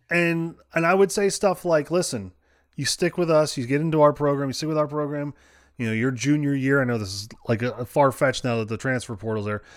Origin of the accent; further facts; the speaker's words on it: Connecticut, United States; now in West Virginia, United States; growing up in Connecticut